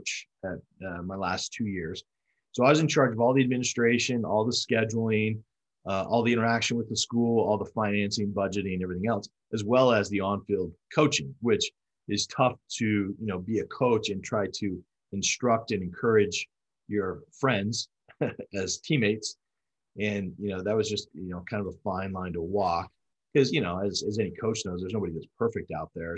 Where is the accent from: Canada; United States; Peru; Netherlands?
United States; Colorado; moved away as an adult; I grew up in Colorado